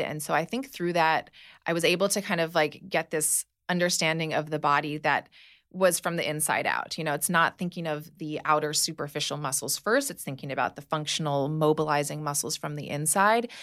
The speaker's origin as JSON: {"language": "English", "region": "Hawaii", "country": "United States", "tie": "born or raised there", "moved": "yes", "said": "I grew up in Hawaii"}